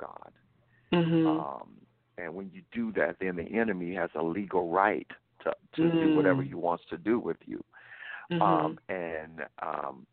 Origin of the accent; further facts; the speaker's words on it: Louisiana, United States; accent: Southern; moved away; I'm from the South. I'm from Louisiana